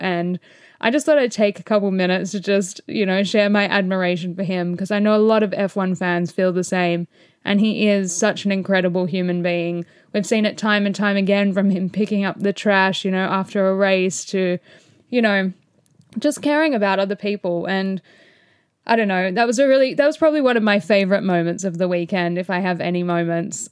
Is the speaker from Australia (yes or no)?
yes; Australia; as an Aussie